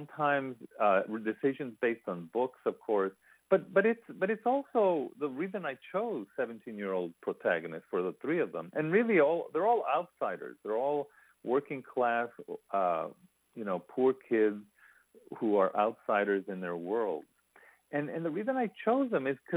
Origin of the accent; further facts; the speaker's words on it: Ysleta, Texas, United States; moved away; also born or lived in Connecticut; this poor kid growing up in Isleta